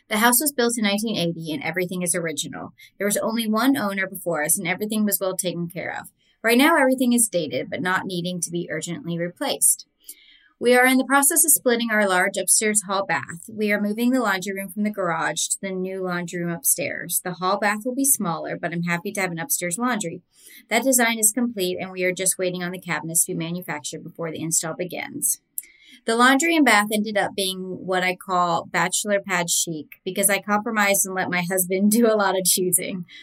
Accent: Virginia, United States; now in San Diego, United States; I'm from Virginia but live in San Diego. I have such a hard time with Southern California architecture and style.

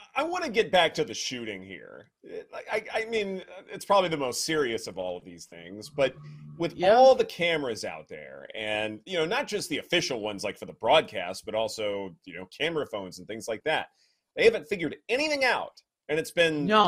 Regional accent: Louisiana, United States; as a kid uh, growing up in Louisiana, especially in, in, the rural areas

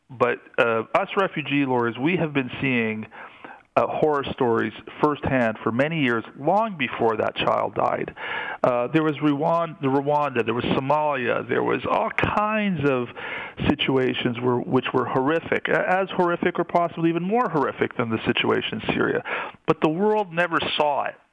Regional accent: Canada; that's perfectly fine with me as a Canadian citizen, as a taxpayer, as a person who believes he has a good moral compass.

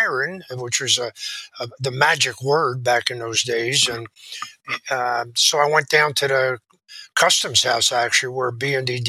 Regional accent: Philadelphia, Pennsylvania, United States; Philadelphia, my hometown

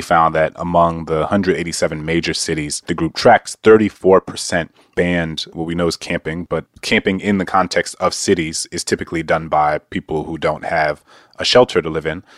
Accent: Louisiana, United States; Louisiana, my home state

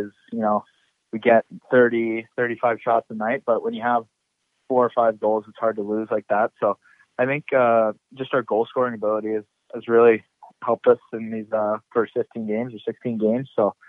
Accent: St. Louis, Missouri, United States; born there; I was born in St. Louis, Missouri, and then I moved.

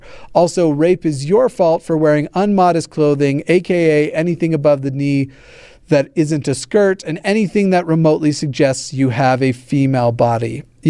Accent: South Carolina, United States; I'm from South Carolina, and we weren't even allowed to ask about same-sex relationships.

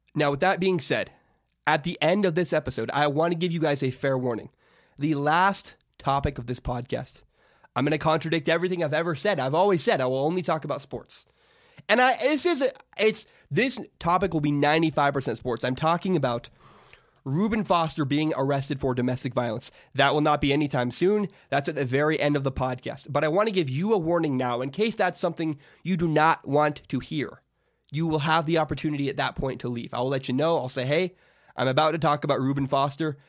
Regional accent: Vancouver, Washington, United States; also born or lived in Portland, Oregon; my hometown, Vancouver, Washington

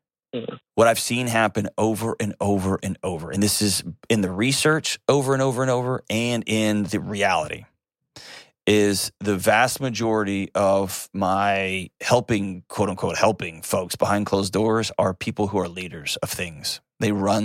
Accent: Nashville, Tennessee, United States; my hometown, Nashville, Tennessee.

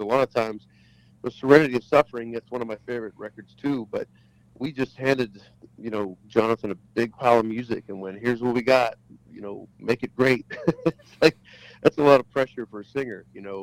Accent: Pittsburgh, Pennsylvania, United States; moved away; "Where are you from again?" I go, "Pittsburgh."

